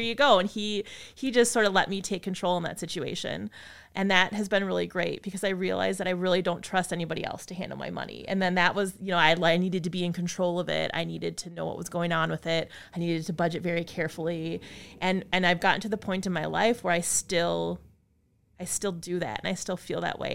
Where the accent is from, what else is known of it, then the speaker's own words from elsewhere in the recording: Appleton, Wisconsin, United States; moved away as an adult; also born or lived in La Crosse, Wisconsin / Madison, Wisconsin; I grew up in Appleton